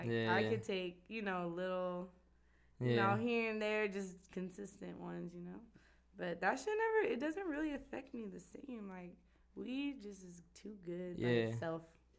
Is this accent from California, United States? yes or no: yes; High Desert, California, United States; I'm a desert rat. Desert flower.